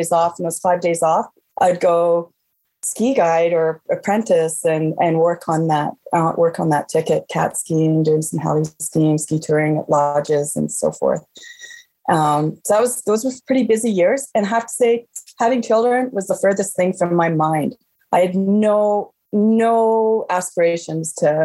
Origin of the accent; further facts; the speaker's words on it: Calgary, Alberta, Canada; now in Banff, Canada; I grew up in Calgary